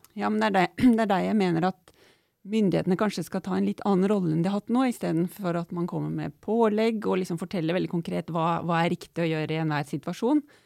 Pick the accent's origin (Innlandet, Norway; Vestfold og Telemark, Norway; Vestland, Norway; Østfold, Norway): Innlandet, Norway; Otta; Jeg er jo vokst opp på Otta i Gudbrandsdalen